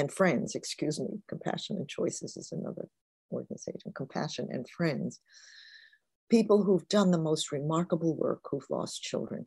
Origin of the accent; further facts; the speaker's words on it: New York City, New York, United States; also born or lived in Newark, New Jersey; She was raising 2 children on her own from the time I was 5. We moved from Newark, New Jersey to the Bronx, in with an aunt